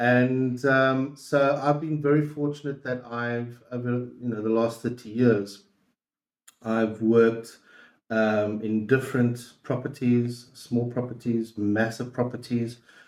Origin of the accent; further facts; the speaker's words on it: South Africa; accent: South African; moved away as an adult; also born or lived in Portugal; But I'm also Portuguese. So I was born and grew up in South Africa. I went to school in South Africa.